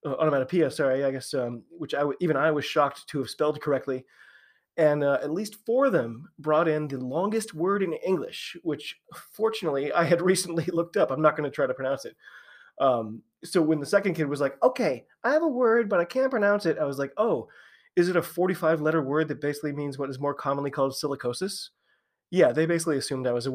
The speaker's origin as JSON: {"language": "English", "country": "United States", "said": "I'm an American rugby fan"}